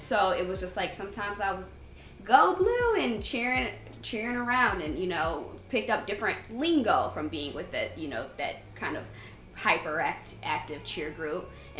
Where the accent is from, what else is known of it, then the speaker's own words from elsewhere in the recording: Ann Arbor, Michigan, United States; that's how we grew up in Ann Arbor.